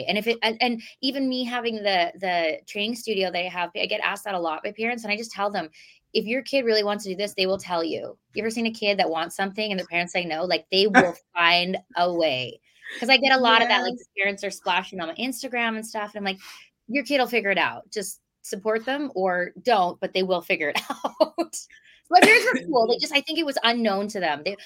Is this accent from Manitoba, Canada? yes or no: yes; Winnipeg, Manitoba, Canada; moved away; I'm from Winnipeg originally.